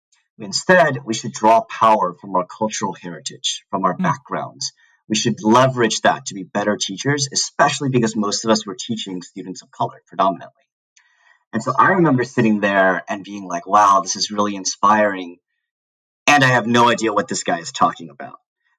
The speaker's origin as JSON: {"language": "English", "region": "Southern California", "country": "United States", "tie": "born or raised there", "also_born_or_lived": "New York City / St. Paul, Minnesota", "moved": "as an adult", "said": "I grew up in SoCal"}